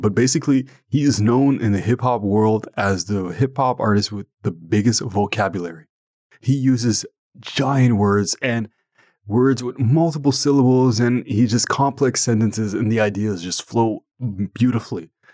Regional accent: Ottawa, Ontario, Canada; first language French; English is a second language; I'm from Canada, and more specifically Ottawa

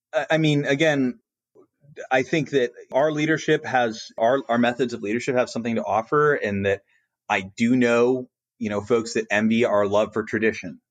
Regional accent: Colorado Springs, Colorado, United States; moved away; Pete, as an example, is my hometown Air Force Base

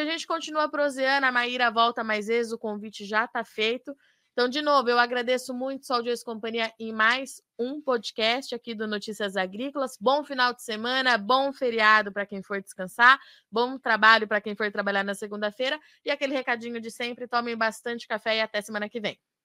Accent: Jundiaí, São Paulo, Brazil; now in Campinas, Brazil; Eu nasci, sou nascida em São Paulo, em Jundiaí

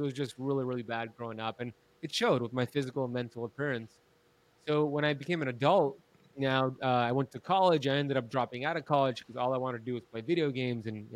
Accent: United States; I grew up in America

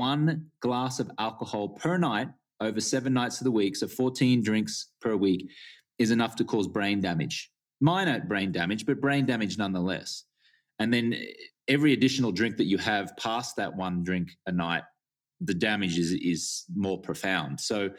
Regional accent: Australia; Yeah, well, I grew up in Australia and I was a socially acceptable drinker

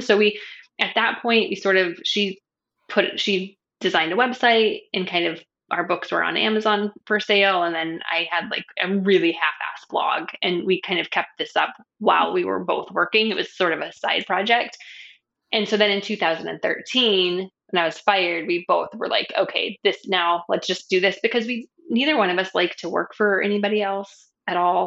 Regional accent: New Mexico, United States; also born or lived in San Francisco Bay Area, California / Arizona; now in Hawaii, United States; I grew up in New Mexico

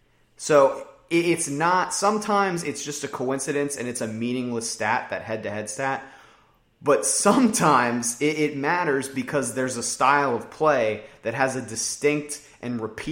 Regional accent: West Virginia, United States; I grew up in West Virginia.

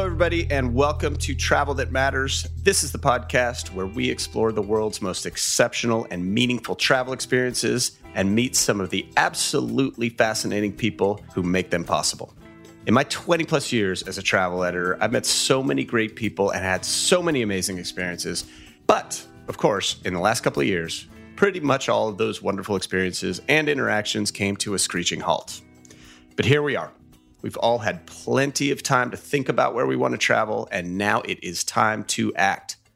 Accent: California, United States; my home state

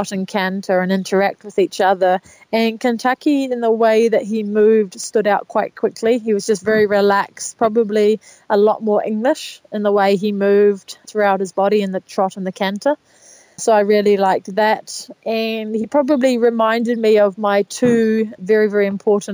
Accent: New Zealand

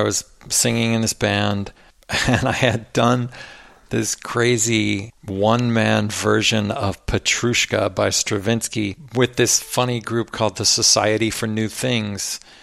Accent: Cincinnati, Ohio, United States; moved away; also born or lived in Austin, Texas / Williamstown, Massachusetts; I grew up in Cincinnati, Ohio

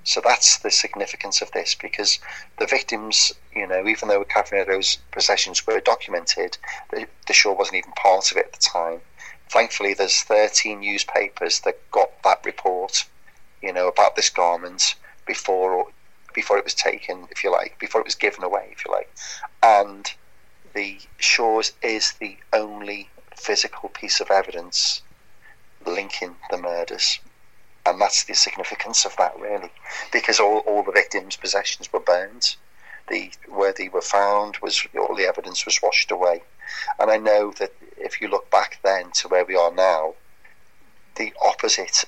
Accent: Birkenhead, North West England, United Kingdom; Birkenhead, where I'm my hometown

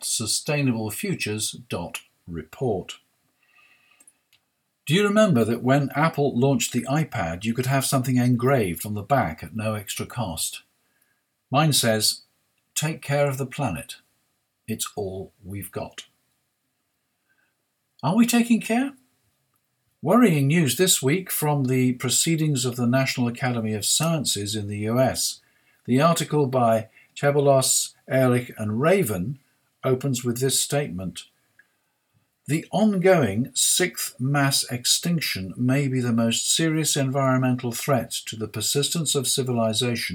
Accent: United Kingdom; I'm British

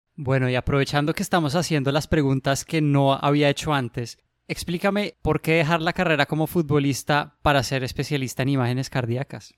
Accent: Bogotá, Colombia; moved away as an adult; also born or lived in Cleveland, United States; now in Boston, United States; soy bogotano, colombiano

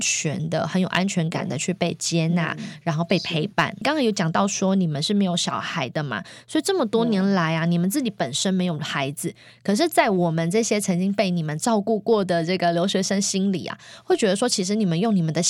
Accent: Taiwan; now in United States; 我小时候在台湾，只要每一次生病，我奶奶哦，就会煮咸粥

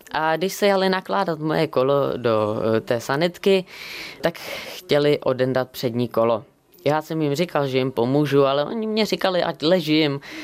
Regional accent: Bohemia, Czechia; A já jsem mu říkal z Čech

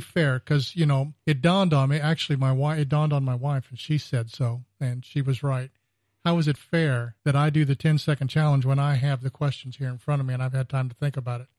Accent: California, United States; moved away; I grew up in California

